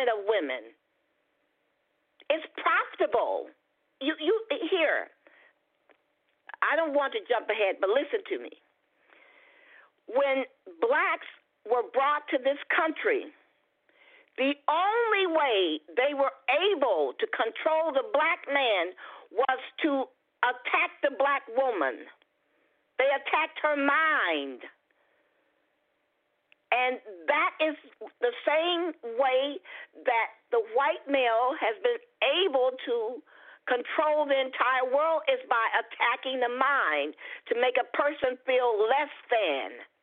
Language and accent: English; Detroit, Michigan, United States; I was born in Detroit, Michigan